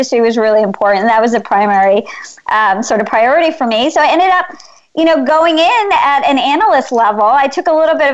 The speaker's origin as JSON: {"language": "English", "country": "United States", "tie": "born or raised there", "said": "I'm Indian. My parents migrated here from India in the 1960s. I was born in this country"}